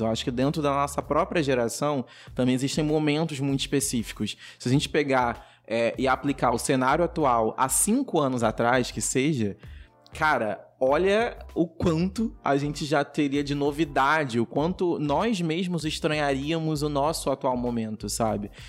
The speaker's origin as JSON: {"language": "Portuguese", "town": "São Gonçalo", "region": "Rio de Janeiro", "country": "Brazil", "moved": "as an adult", "lives_now": "Rio de Janeiro, Brazil", "said": "nós três somos de São Gonçalo, que é região metropolitana do Rio de Janeiro. Hoje eu moro no Rio, porque eu trabalho no Rio, mas a minha família é de São Gonçalo"}